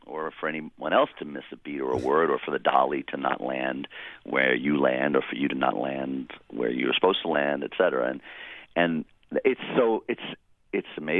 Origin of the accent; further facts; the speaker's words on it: New York City, New York, United States; moved away; I grew up in Queens